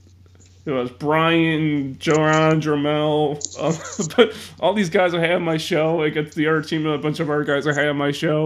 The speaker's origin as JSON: {"language": "English", "town": "Chicago", "region": "Illinois", "country": "United States", "said": "I'm from Chicago"}